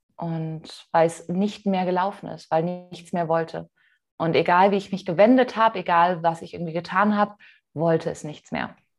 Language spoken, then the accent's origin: German; Mainz, Rhineland-Palatinate, Germany; ich komme aus Mainz ursprünglich